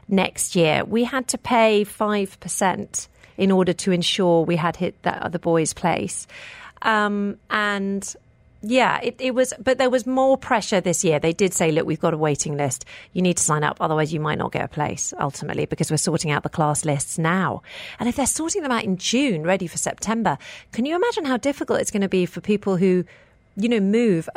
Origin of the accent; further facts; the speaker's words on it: United Kingdom; moved away as an adult; now in United Arab Emirates; I grew up in the United Kingdom